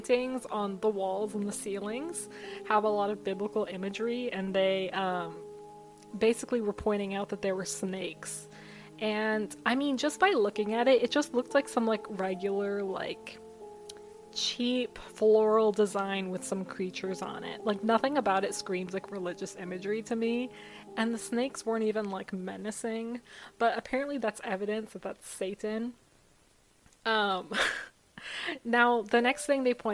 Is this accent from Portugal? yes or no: no; United States; I, as an American